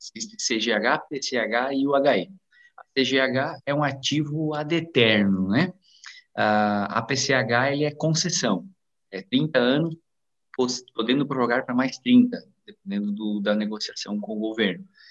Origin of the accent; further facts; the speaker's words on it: Águas Frias, Santa Catarina, Brazil; also born or lived in Nova Erechim; eu nasci em Nova Erechim, é, mas me criei em Águas Frias.